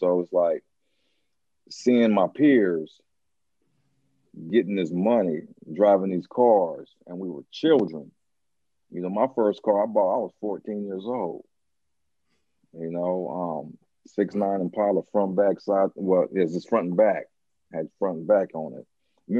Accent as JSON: {"language": "English", "town": "Los Angeles", "region": "California", "country": "United States", "tie": "born or raised there", "also_born_or_lived": "Lomita, California / San Pedro, California", "said": "I grew up in Harbor City and Lomita. And San Pedro, I grew up in three different areas right there. San Pedro, Harbor City, and Lomita. That's where I grew up at. But my roots are in Harbor City."}